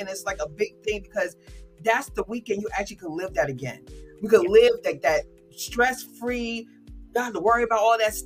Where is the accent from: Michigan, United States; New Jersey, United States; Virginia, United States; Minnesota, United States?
New Jersey, United States; Teaneck; living in Teaneck